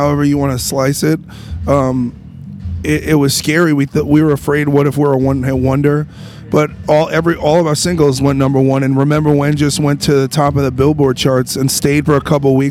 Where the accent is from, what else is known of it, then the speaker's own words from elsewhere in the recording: New York City, New York, United States; I grew up where rap in New York City, where rap was born